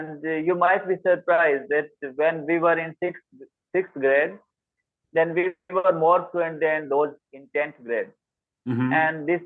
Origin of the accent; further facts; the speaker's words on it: Haryana, India; accent: Indian; English is a second language; from Haryana, India